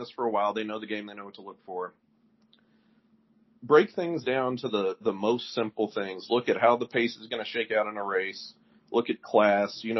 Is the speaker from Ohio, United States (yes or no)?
no; Louisville, Kentucky, United States; born and raised in Louisville